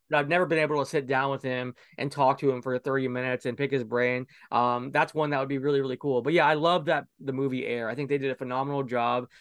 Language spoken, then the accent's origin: English; Orlando, Florida, United States; I grew up in Orlando